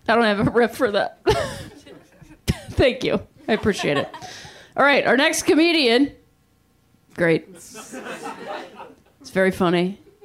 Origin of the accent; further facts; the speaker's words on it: Akron, Ohio, United States; I'm from Akron, Ohio. Yeah, that's the appropriate response. I appreciate that. I'm from Akron, Ohio.